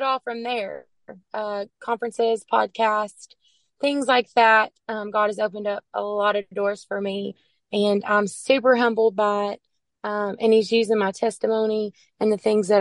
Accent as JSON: {"language": "English", "region": "Arkansas", "country": "United States", "said": "and I'm from Arkansas"}